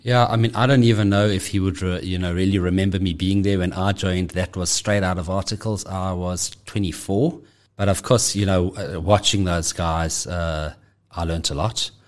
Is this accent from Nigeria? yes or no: no; Johannesburg, Gauteng, South Africa; I'm, I'm born and bred in Johannesburg. Uh, have always lived here